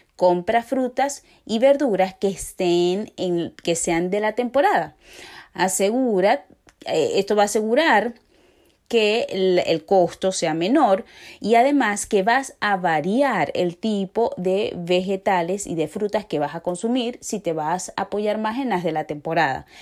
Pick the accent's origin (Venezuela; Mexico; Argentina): Venezuela; moved away; somos muchos los venezolanos que estamos en estos momentos eh, fuera de nuestro país